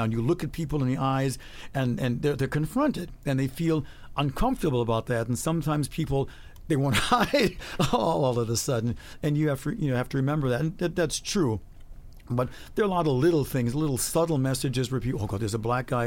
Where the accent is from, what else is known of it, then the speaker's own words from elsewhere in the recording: Chicago, Illinois, United States; moved away as an adult; also born or lived in San Francisco; now in Germany; I was from Chicago